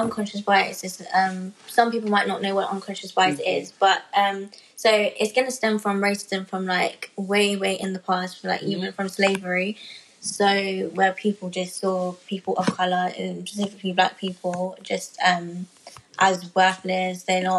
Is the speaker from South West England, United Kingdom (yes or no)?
no; London, United Kingdom; London, I'm like, born and raised. Relax. My parents were born and raised in London as well.